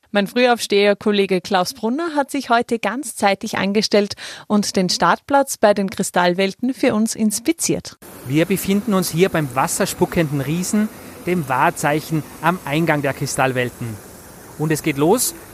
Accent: Denmark; German is a second language; Hi, wir sind aus Dänemark.

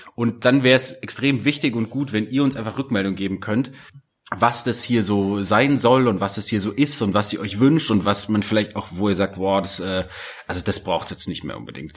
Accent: Germany; bei uns in Deutschland

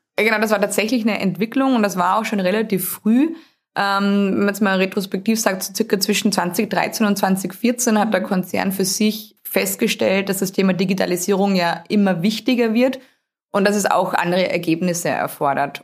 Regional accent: Austria; accent: Austrian; moved away as an adult; also born or lived in Steyr, Austria; Ich habe einen relativ starken Akzent. Der kommt dadurch, dass ich in Österreich geboren wurde, habe dort auch studiert

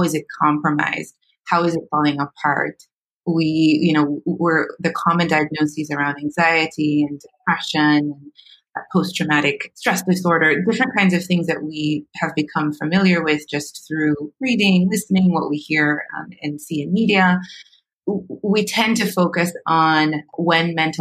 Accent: Jamaica; I'm Jamaican.

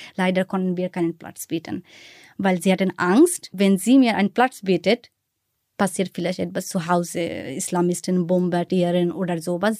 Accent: Bangladesh; German is a second language; moved away as an adult; now in Berlin, Germany; was ich in Bangladesch damals gehasst habe

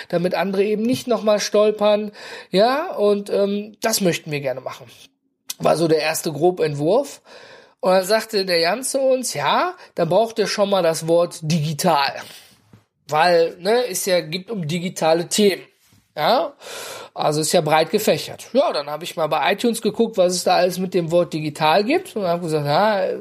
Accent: North Rhine-Westphalia, Germany; Und ich komme ja aus dem Ruhrgebiet, ne? Und bei uns gibt's immer was zu futtern.

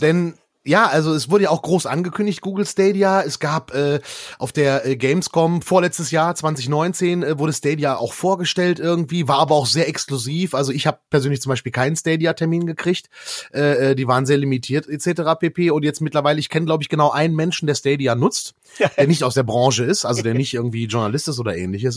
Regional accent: Erkrath, North Rhine-Westphalia, Germany; da mein Heimatort Erkrath nicht in Arkansas liegt, sondern in äh, äh, äh, North Rhine-Westphalia

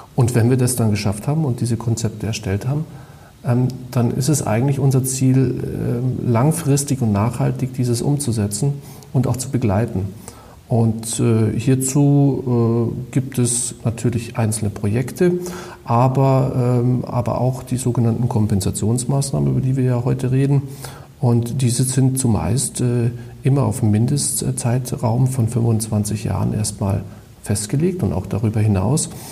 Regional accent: Bavaria, Germany; bei uns in Bayern

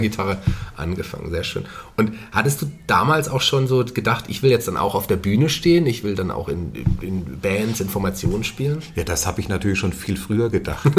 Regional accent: Fulda, Hesse, Germany; Ich bin ja auch ein gebürtiger Fulderer, ähm, zwischendrin mal nicht hier gelebt

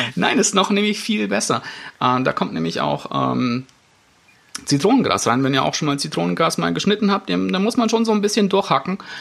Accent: Germany; bei uns in Deutschland

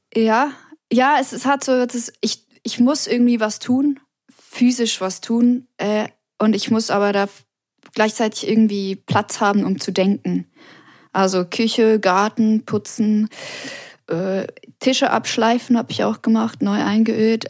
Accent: Switzerland; now in Paris, France; an meiner Heimat, ich vermisse die Natur am meisten

